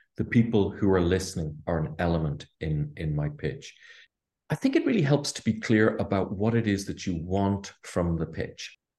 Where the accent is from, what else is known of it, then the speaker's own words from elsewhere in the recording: Ireland; I'm Irish, grew up here in Ireland